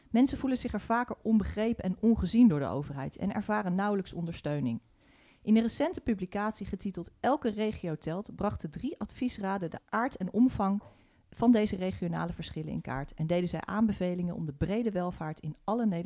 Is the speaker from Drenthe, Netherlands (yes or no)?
yes; Emmen, Drenthe, Netherlands; ik ben geboren in Emmen, in Drenthe. Dus ik kom echt uit de regio.